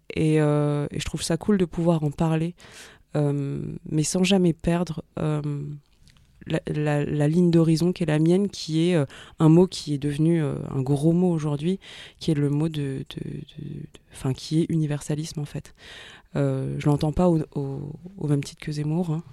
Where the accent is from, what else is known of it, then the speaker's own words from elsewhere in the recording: Paris suburbs, Île-de-France, France; also born or lived in Ivry-sur-Seine / Saint-Ouen / Bagnolet / Vitry-sur-Seine; je suis née à Ivry-sur-Seine. J'ai grandi entre euh, Saint-Ouen, Bagnolet et Vitry-sur-Seine.